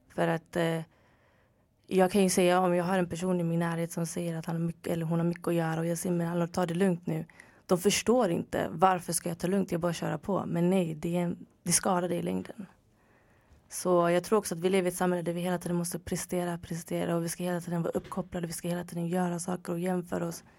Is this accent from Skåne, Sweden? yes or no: no; Gothenburg, Västra Götaland, Sweden; moved away as an adult; also born or lived in Örebro; now in Stockholm, Sweden; Född och uppvuxen i Göteborg